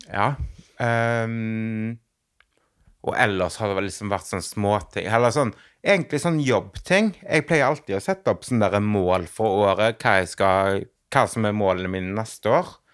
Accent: Western Norway, Norway; Jeg kommer jo fra Vestlandet.

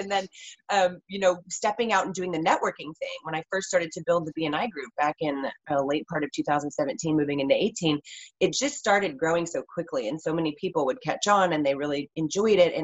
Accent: West Coast, United States; I grew up on the West Coast, born and raised

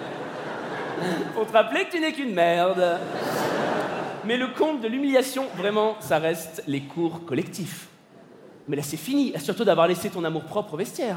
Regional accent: Paris, Île-de-France, France; je suis parisien

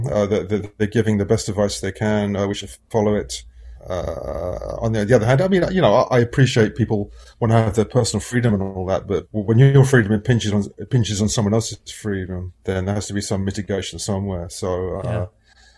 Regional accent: London, United Kingdom; a teenager growing up in London

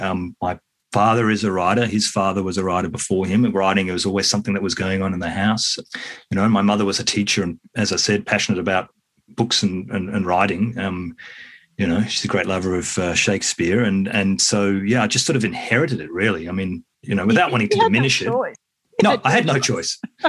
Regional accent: New Zealand; now in Australia; I should have said yes. I'm from New Zealand.

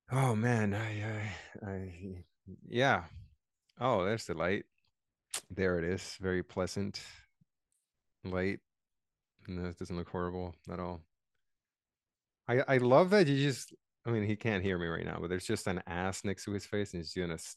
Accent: Boston, Massachusetts, United States; I'm from Boston

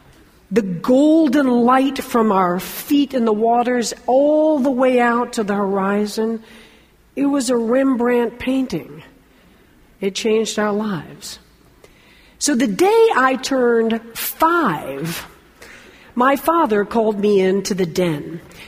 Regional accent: Fort Lauderdale, Florida, United States; thousands of Cubans flooded into my hometown, Fort Lauderdale, Florida.

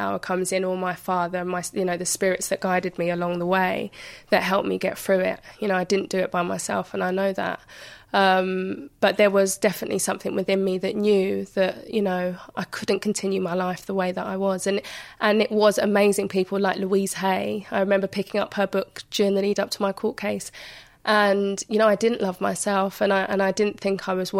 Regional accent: London, United Kingdom; growing up in Hackney at the time that I did, it was quite a deprived area

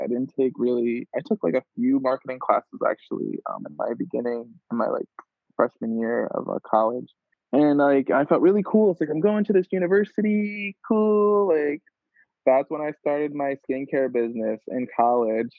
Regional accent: New York, United States; moved away; also born or lived in Providence; I grew up in New York, and like I grew up by like a Brooklyn mother

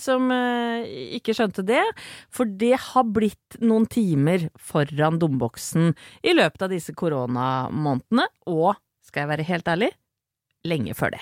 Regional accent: Åsgårdstrand, Vestfold, Norway; jeg kommer fra Åsgårdstrand

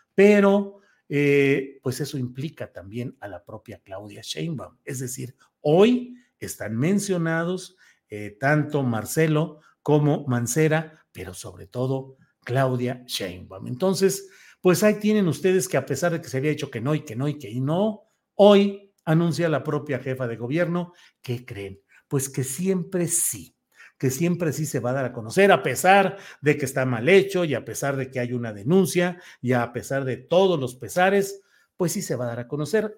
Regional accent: Torreón, Coahuila, Mexico; moved away; Desde Torreón, Coahuila, saludos a mi tierra natal

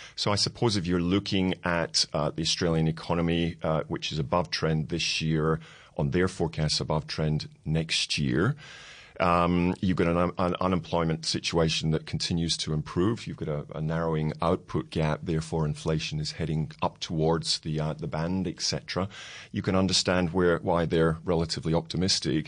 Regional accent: Scotland, United Kingdom; being Scottish

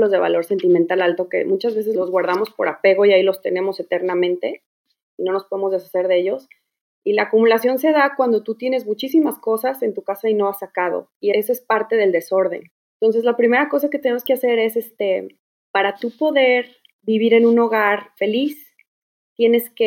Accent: Guadalajara, Jalisco, Mexico; moved away as an adult; now in Houston, United States; de Guadalajara, pero bueno, llevo un año y medio aquí viviendo con mi familia.

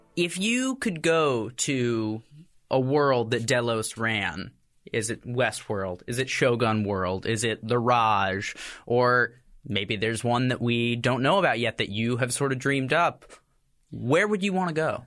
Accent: Texas, United States; moved away; I'm from Texas originally

